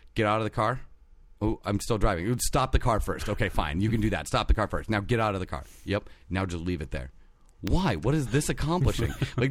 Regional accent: Detroit, Michigan, United States; Why do I talk like I'm from the South? I grew up in Detroit.

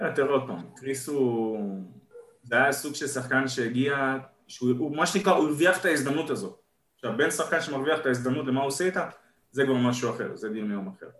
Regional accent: Israel

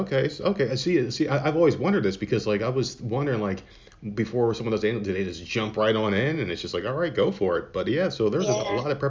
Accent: United States; And since I'm American born

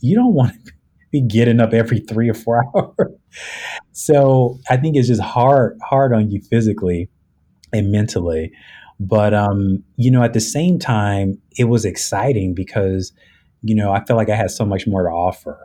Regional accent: Los Angeles, California, United States; moved away as an adult; also born or lived in Chicago area, Illinois; now in Chicago, United States; I'm originally from Los Angeles, California, but I moved to the Chicago area back in 2004

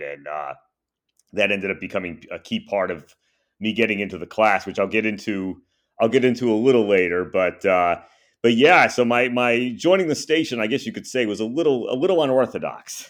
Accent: Rhode Island, United States; moved away; I grew up in Rhode Island

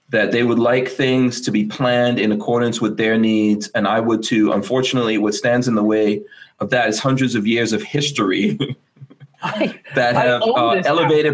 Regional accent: New York, United States; now in Florida, United States; I grew up in New York. My family's still there

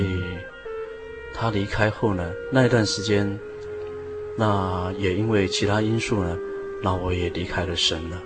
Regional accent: Fuyuan, Taiwan; also born or lived in Guanshan, Taitung County; 然后认识了一个军官，啊，就在复原就定居下来了

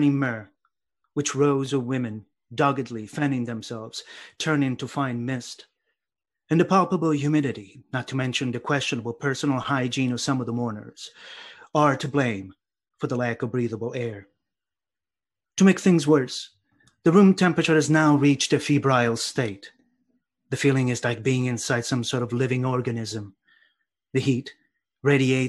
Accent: Sicily, Italy; growing up in Sicily.

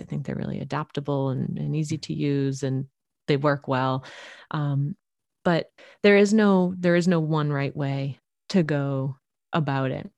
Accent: Boston, Massachusetts, United States; now in Central Oregon, United States; I'm originally from the Boston area and moving out here to Oregon

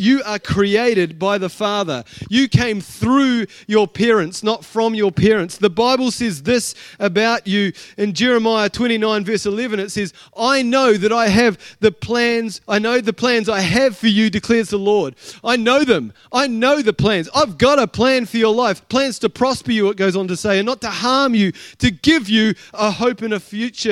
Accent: Blenheim, Marlborough, New Zealand; I was from Blenheim

